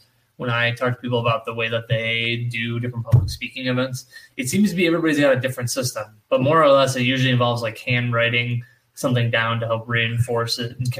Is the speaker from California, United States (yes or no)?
no; Syracuse, New York, United States; also born or lived in Phoenix, New York / Cicero, New York; My whole life. I've been here my whole life. When I was born in Syracuse. Then we lived in Phoenix when I was younger, and then Cicero.